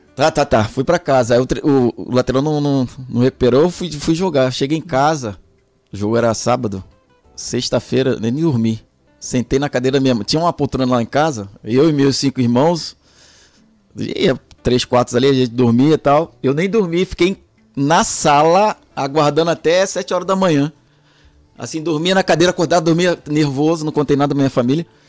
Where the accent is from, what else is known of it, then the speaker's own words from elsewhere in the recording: Rio de Janeiro, Brazil; also born or lived in Salvador, Bahia / São Paulo; Eu nasci em Salvador, na Bahia, sou soteropolitano, com muita honra, orgulho, baiano, minha família é baiana. E, e aí, quando eu tinha dois anos de idade, minha mãe foi morar no Rio de Janeiro